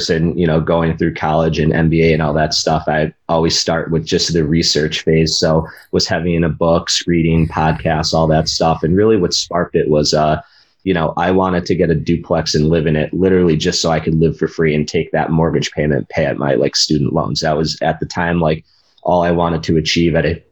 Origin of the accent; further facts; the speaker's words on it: Western Massachusetts, United States; I'm from Western Massachusetts, which is the part of the state no one's talking about